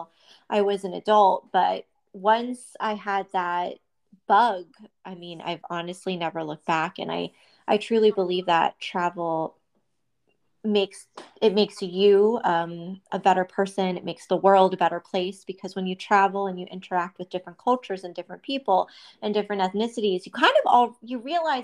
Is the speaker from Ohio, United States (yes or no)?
yes; Youngstown, Ohio, United States; I grew up in Youngstown, Ohio